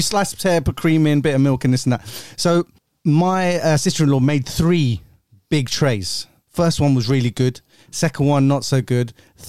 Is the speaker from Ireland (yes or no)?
no; India; I'm Indian.